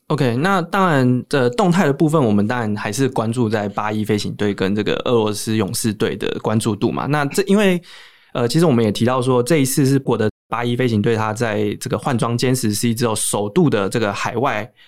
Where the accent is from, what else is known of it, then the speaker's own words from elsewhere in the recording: Taiwan; 我们台湾来的